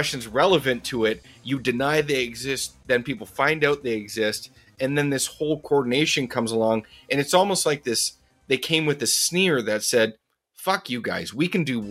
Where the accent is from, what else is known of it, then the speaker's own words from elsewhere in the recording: Canada; I'm Canadian